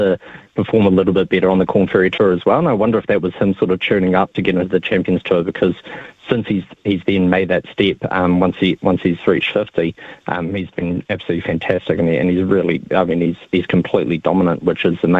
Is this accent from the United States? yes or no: no; Dubai, United Arab Emirates; moved away; I grew up in Dubai